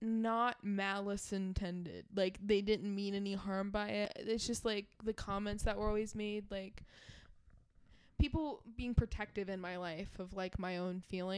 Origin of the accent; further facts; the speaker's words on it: New York, United States; You say that, 'cause I'm actually from New York.